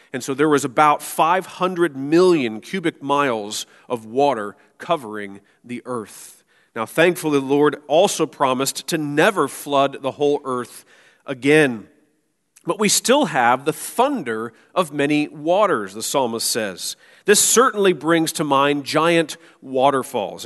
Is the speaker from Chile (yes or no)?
no; Florida, United States; moved away as an adult; now in Michigan, United States; I grew up in Florida